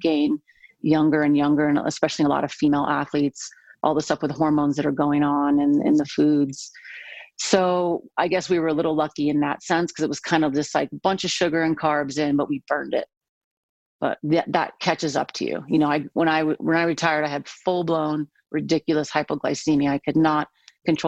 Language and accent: English; San Diego, California, United States; I'm from San Diego